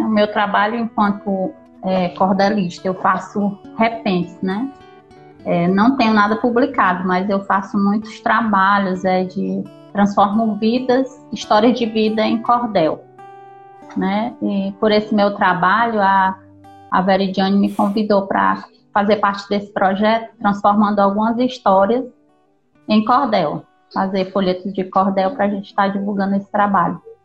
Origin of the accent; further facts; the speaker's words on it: Teresina, Piauí, Brazil; Eu sou de Teresina, no Piauí